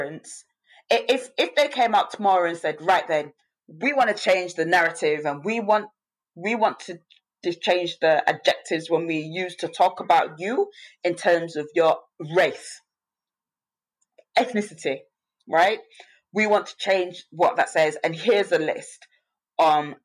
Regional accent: United Kingdom; I was born in the UK, so I'm Black British, but my parents are from the Caribbean.

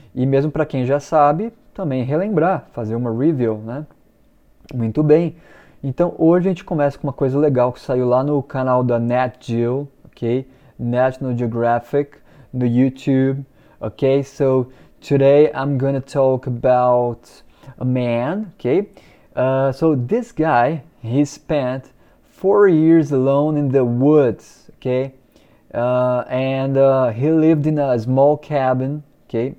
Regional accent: Brazil; eu sou brasileiro. I'm Brazilian

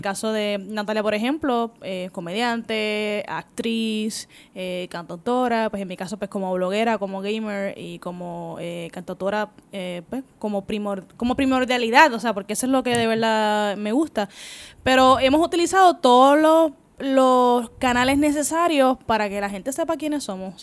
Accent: Puerto Rico; si eres como boricua

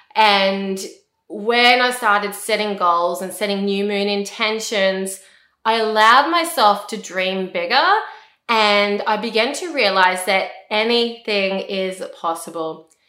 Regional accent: Australia; I'm an Australian, I live in Australia.

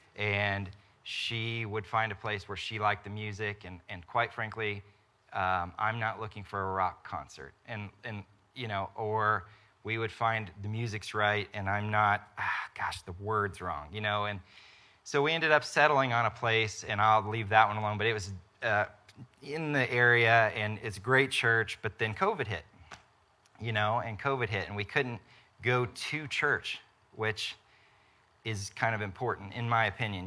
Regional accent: Topeka, Kansas, United States; also born or lived in Wichita; I grew up in Topeka, went to K-State, from there went to Wichita.

